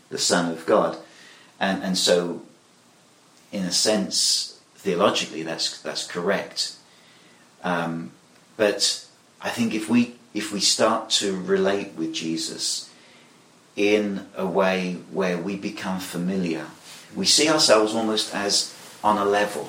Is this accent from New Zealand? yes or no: no; England, United Kingdom; I'm British, and I think that the word buddy is perhaps something that we wouldn't use in England readily